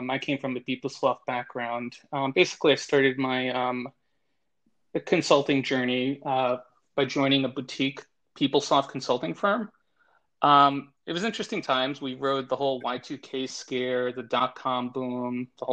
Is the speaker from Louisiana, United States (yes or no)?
no; New York, United States; now in Miami, United States; born and raised in New York, and relocated down to Miami in the mid-late 90s